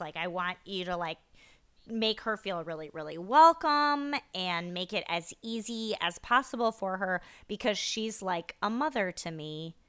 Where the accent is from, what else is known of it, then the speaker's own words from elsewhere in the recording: Iowa, United States; I grew up in Iowa